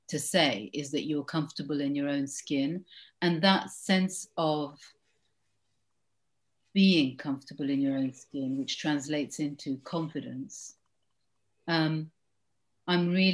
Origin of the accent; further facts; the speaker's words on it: United Kingdom; I wasn't born in this country. But went to school in this country